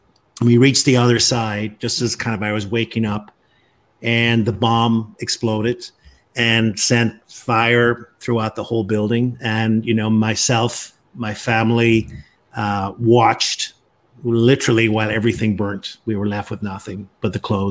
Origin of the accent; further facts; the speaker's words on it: Northern Ireland, United Kingdom; moved away as an adult; also born or lived in Florida; now in Washington, D.C., United States; I'm originally from Northern Ireland. That's where I grew up came to the U.S. Just over 30 years ago